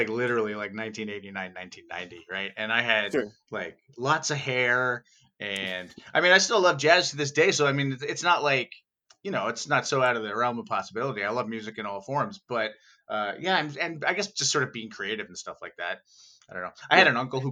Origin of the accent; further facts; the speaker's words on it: Thunder Bay, Ontario, Canada; moved away as an adult; also born or lived in Toronto, Canada; now in Vancouver, Canada; When I was 18, I moved from Thunder Bay, Ontario, to Toronto, Ontario, to go to school for music